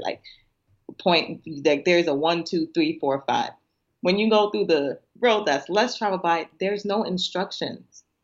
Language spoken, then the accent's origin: English; Nigeria; being Nigerian